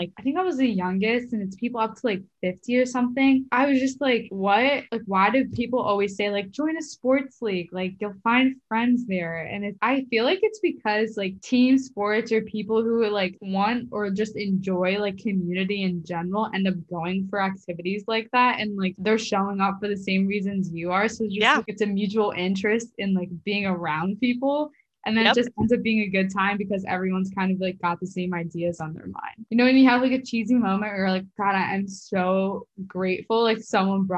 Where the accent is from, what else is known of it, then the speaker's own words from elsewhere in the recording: Philadelphia, Pennsylvania, United States; moved away as an adult; now in New York City, United States; I grew up in Philly, so I had a good amount of friends from high school that moved up here